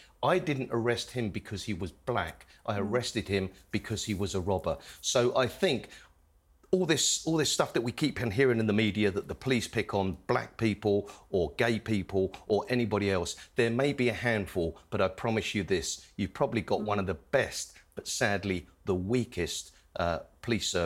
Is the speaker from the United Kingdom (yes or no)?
yes; Wembley, London, United Kingdom; When I grew up in Wembley